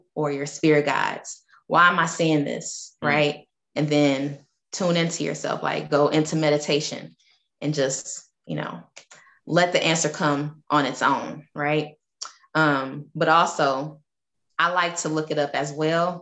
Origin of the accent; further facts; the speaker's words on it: Detroit, Michigan, United States; I'm from Detroit, Michigan. So that was my area code growing up.